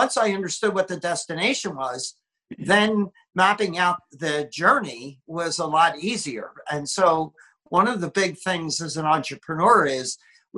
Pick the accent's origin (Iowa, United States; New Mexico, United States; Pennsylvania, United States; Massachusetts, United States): Pennsylvania, United States; Philadelphia; moved away as an adult; now in Southern California, United States; I live in Southern California, but I grew up in the Philadelphia, Pennsylvania area